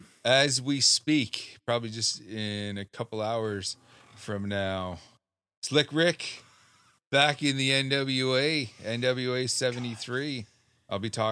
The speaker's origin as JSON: {"language": "English", "country": "Canada", "said": "As good Canadian boys."}